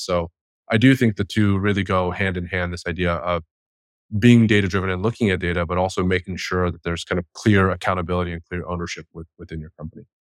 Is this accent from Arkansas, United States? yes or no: no; Bay Area, California, United States; I grew up in the Bay Area